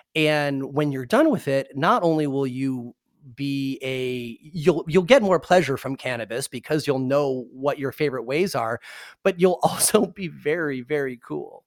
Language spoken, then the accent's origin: English; Michigan, United States; moved away; also born or lived in Indiana; I'm from Michigan and went to college in Indiana